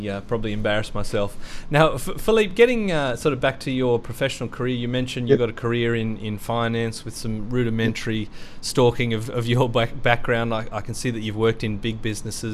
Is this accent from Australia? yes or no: yes; Australia; growing up in Australia